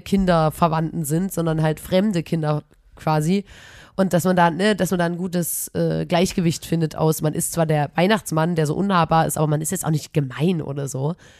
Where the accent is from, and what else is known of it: Chemnitz, Saxony, Germany; accent: Chemnitz dialect